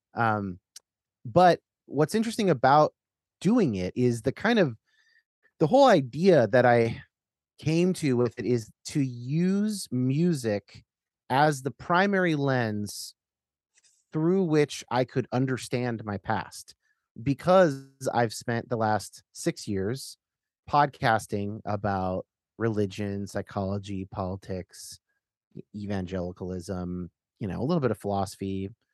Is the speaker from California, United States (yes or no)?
yes; Northern California, United States; I'm growing up in Northern California